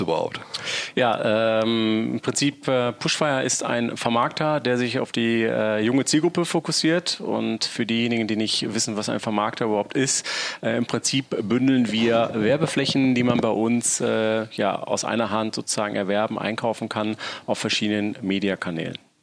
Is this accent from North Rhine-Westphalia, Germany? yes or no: yes; Essen, North Rhine-Westphalia, Germany; also born or lived in Solingen; bin aber tatsächlich als gebürtiger Essener auf auf Kohlen geboren und hatte mich immer wieder in die Heimat zurückgesehen